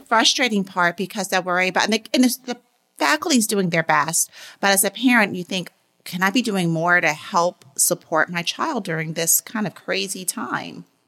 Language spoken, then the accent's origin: English; New York, United States; growing up in New York